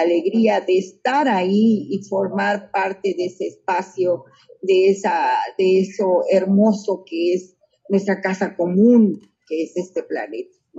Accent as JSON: {"language": "Spanish", "town": "San Antonino Castillo Velasco", "region": "Oaxaca", "country": "Mexico", "tie": "born or raised there", "said": "Yo vengo de San Antonino Castillo Velasco. Nací hace 30 años ahí, en mi tierra natal."}